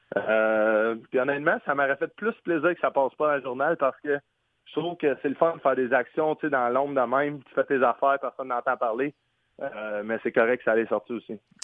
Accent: Sherbrooke, Quebec, Canada; moved away as an adult; now in St. Louis, United States; où j'allais quand j'étais jeune à Sherbrooke, euh, pas loin de chez mes grands-parents

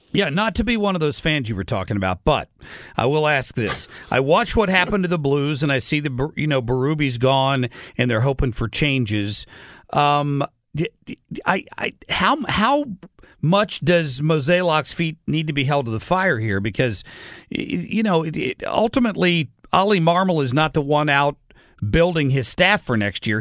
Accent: Cincinnati, Ohio, United States; now in St. Louis, United States; I grew up in Cincinnati as as a young kid. I've lived here for thirty years

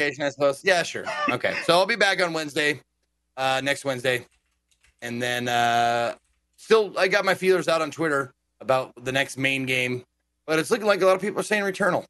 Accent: Billings, Montana, United States; moved away; I'm going to Exotic Billings, Montana, back to my hometown

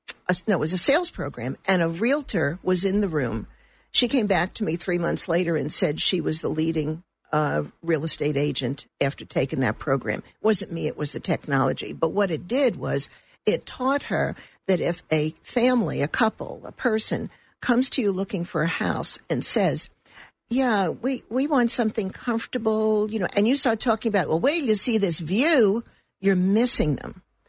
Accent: Brooklyn, New York, United States; also born or lived in Turkey; I grew up in Brooklyn. When I married, my husband was an Air Force officer. So we left and traveled.

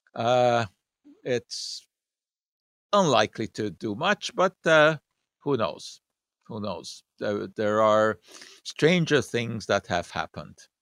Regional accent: Montreal, Quebec, Canada; When I was, uh, growing up in Montreal

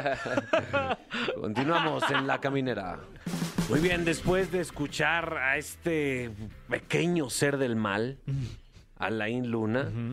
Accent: Aguascalientes, Mexico; Textiles San Marcos, que es de mi tierra orgullosamente

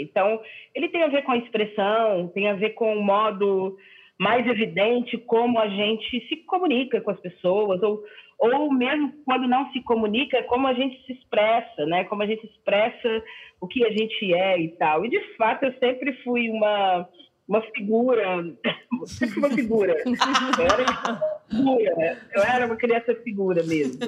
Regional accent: Belo Horizonte, Minas Gerais, Brazil; now in São Paulo, Brazil; eu sou a única, é, a única que nasceu em Belo Horizonte mesmo. Hum. Então, eu sou super daqui

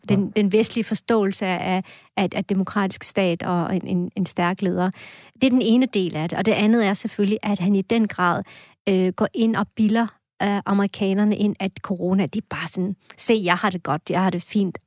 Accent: Esbjerg, Southern Denmark, Denmark; also born or lived in Anatolia, Turkey; now in Askov, Denmark; jeg er vokset op i Esbjerg

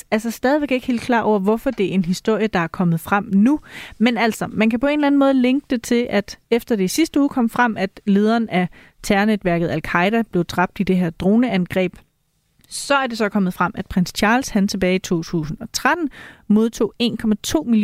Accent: Tønder, Southern Denmark, Denmark; på Tønder togt. i min, i ja. min hjemby endda.

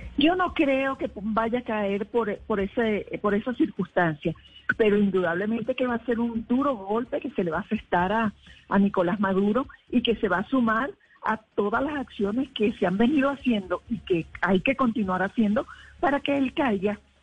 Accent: Venezuela; now in Colombia; en Venezuela, en mi país

